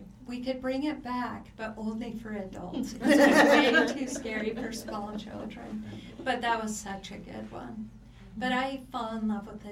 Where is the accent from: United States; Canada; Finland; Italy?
United States; Pacific Northwest; I'm from the Pacific Northwest